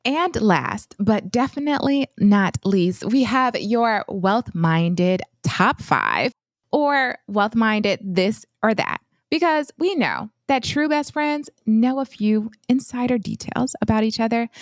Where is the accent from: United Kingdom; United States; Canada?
United States; Flint, Michigan; I hail from Flint, Michigan, and I grew up in a single parent household